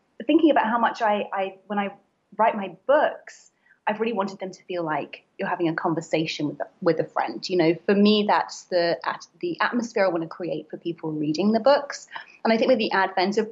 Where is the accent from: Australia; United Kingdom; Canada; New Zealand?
United Kingdom; accent: British; moved away as an adult; now in New York, United States; I'm British, as you can hear from my accent, and I have been based here in New York for 8 years